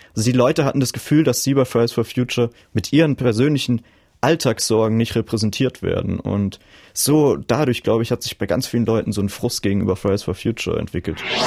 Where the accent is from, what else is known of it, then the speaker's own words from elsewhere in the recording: a small village in the Palatinate, Rhineland-Palatinate, Germany; moved away as an adult; also born or lived in Mainz; Und dort komme ich ursprünglich her